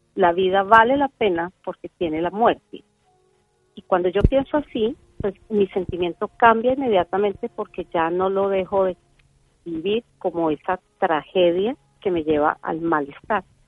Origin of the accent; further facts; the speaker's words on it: Colombia; yo nací en Colombia